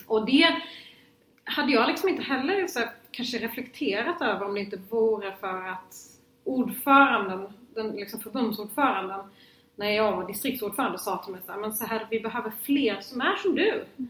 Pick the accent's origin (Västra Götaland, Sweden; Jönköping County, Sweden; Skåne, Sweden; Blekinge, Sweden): Skåne, Sweden; Lund; jag är från Lund och jag är uppvuxen i ett hem där politik alltid var närvarande